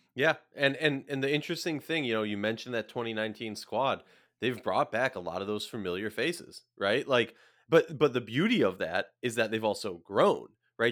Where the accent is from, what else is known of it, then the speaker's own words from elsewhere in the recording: Minnesota, United States; My hometown team, the Minnesota Lynx